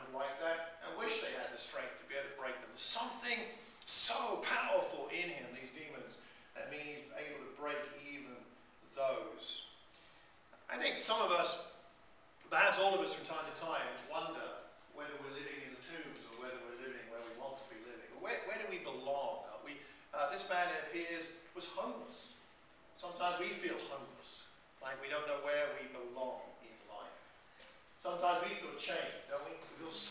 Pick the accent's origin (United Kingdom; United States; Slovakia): United Kingdom; Luton, East of England; we are here in Watford, I was born in Luton.